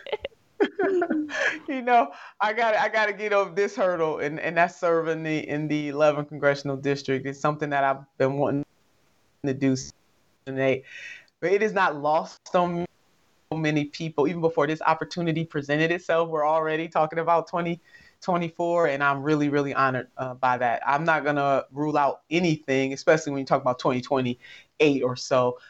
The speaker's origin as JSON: {"language": "English", "region": "Ohio", "country": "United States", "said": "right here in my home state"}